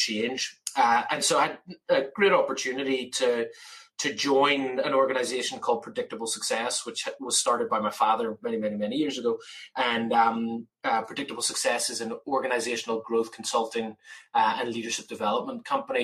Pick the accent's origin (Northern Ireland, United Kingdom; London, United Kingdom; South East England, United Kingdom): Northern Ireland, United Kingdom; Belfast; moved away as an adult; also born or lived in Massachusetts; now in Laguna Beach, United States; growing up in Belfast, where it rained every single day